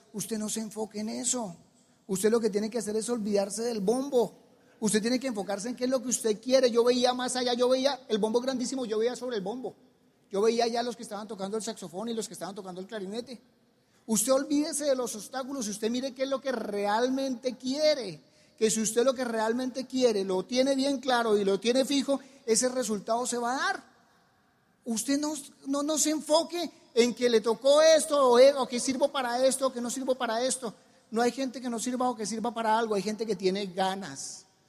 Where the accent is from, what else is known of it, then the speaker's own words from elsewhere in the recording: Colombia; en mi país hay cuatro clases sociales, la alta, la media, la baja y los músicos. Tenemos, son cuatro clases sociales que hay en Colombia